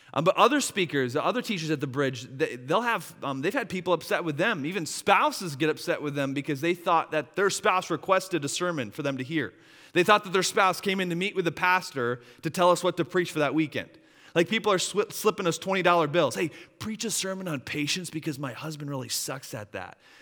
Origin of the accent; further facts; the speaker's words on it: Wisconsin, United States; moved away; my hometown of, uh, up, up in Wisconsin